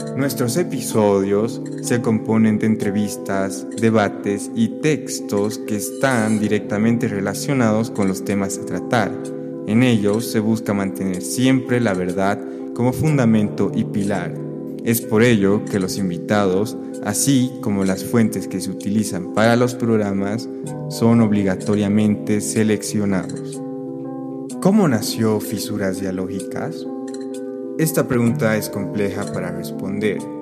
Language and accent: Spanish; Cochabamba, Bolivia; moved away as an adult; now in Madrid, Spain; me encuentro en Cochabamba, Bolivia, en la ciudad que me vio nacer